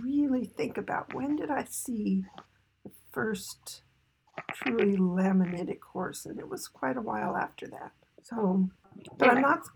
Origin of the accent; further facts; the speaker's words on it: East Coast, United States; growing up on the East Coast